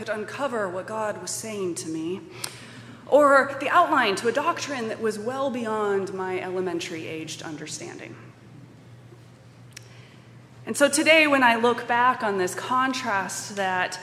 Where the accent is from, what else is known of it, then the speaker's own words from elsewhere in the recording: Colorado Springs, Colorado, United States; now in Madison, United States; I was a Catholic kid growing up in Colorado Springs, Colorado, in the 80s